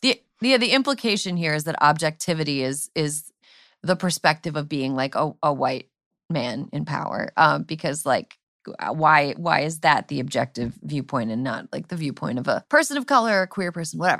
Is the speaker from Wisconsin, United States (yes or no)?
yes; Wisconsin, United States; when I grew up in Wisconsin